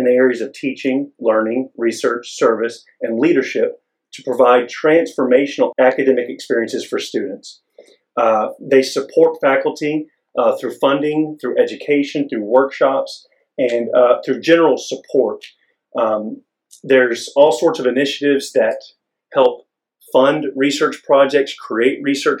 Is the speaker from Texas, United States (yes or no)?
yes; Longview, Texas, United States; I'm from Longview, Texas, East Texas, a couple hours east of here.